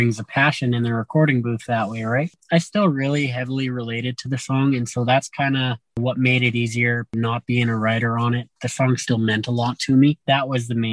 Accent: Morinville, Alberta, Canada; growing up in Morinville, we grew up cruising around on the back roads

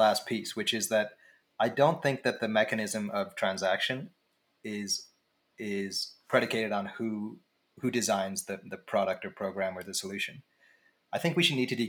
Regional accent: Canada; also born or lived in Atlantic Canada / Halifax, Nova Scotia; I grew up in Canada

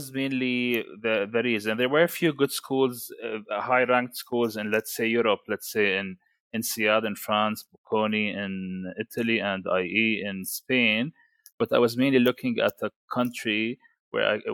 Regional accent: Jordan; moved away as an adult; also born or lived in Canada / Dubai / United Kingdom; now in Saudi Arabia; I'm from Jordan, and I did my MBA at Warwick Business School, Coventry in UK

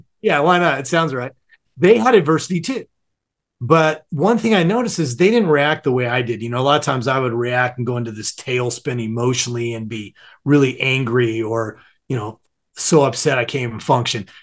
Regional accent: Southern California, United States; born or raised there

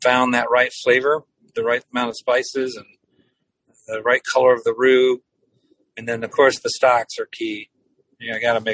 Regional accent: Cajun part of Louisiana, United States; I grew up in Louisiana, so I had it forever. I grew up in the Cajun part of the state

